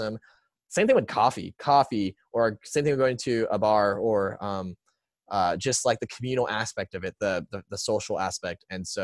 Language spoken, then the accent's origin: English; San Antonio, Texas, United States; born or raised there; also born or lived in Seattle, Washington